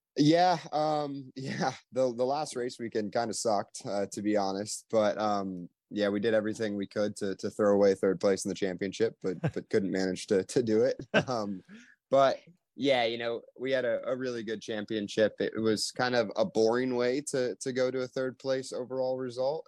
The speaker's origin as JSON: {"language": "English", "town": "Louisville", "region": "Kentucky", "country": "United States", "moved": "yes", "lives_now": "Indianapolis, United States", "said": "I'm originally from Louisville, Kentucky"}